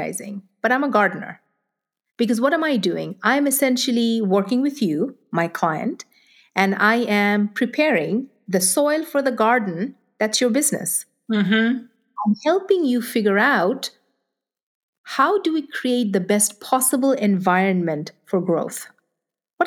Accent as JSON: {"language": "English", "country": "Nigeria", "tie": "born or raised there", "moved": "yes", "said": "I grew up in Nigeria. I grew up in Africa."}